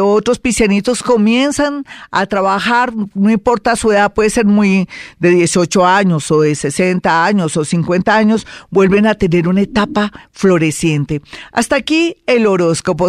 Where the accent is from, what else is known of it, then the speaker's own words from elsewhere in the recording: Colombia; somos colombianos